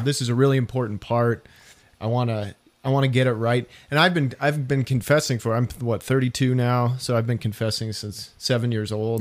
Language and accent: English; Denver, Colorado, United States; I was from Denver